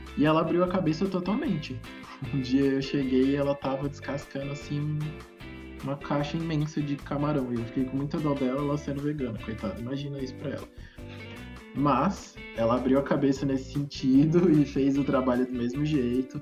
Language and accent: Portuguese; Brazil; also born or lived in Minas Gerais / Brasília; eu cresci aqui em Minas e Brasília, os dois cerrados, piqui tem, tipo, no quintal de casa